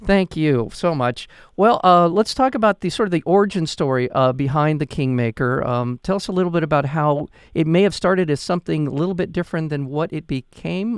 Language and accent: English; United States; as an American